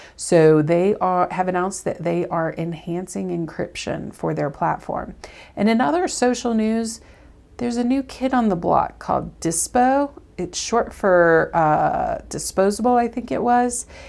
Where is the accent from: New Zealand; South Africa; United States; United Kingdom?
United States; the South; I'm from the South